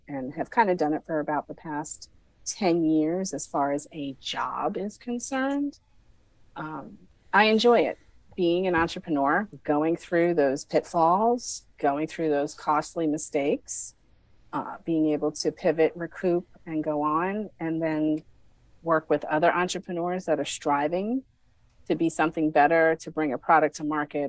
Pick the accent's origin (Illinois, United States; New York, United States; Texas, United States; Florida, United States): New York, United States; Long Island; also born or lived in Brooklyn, New York; I was born in Brooklyn and grew up on Long Island